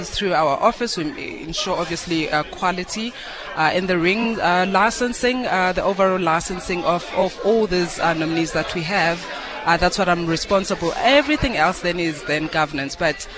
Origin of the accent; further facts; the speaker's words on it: Eastern Cape, South Africa; I'm a girl from the Eastern Cape. My mom being from Eastern Cape, I grew up in the Eastern Cape.